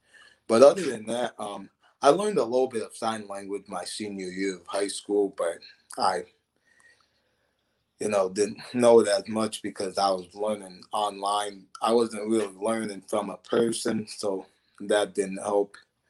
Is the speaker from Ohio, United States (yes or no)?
yes; Ohio, United States; Like, I'd say … you know, I'm from Ohio, things like that I would do.